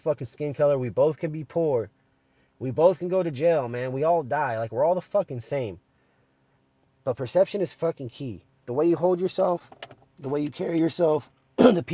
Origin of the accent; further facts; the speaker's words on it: United States; I'm an American